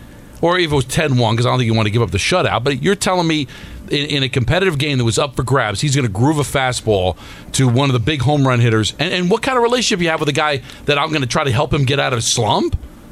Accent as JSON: {"language": "English", "region": "New Jersey", "country": "United States", "said": "We're both from Jersey."}